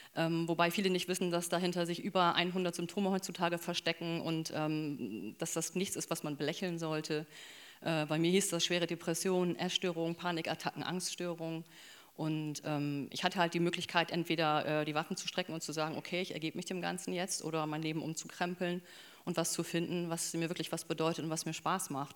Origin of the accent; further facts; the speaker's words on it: Bremerhaven, Bremen, Germany; ich bin im Bremerhaven groß geworden